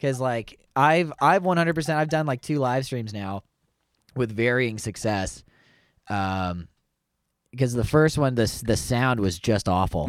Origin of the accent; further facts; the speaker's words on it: Canada; I'm Canadian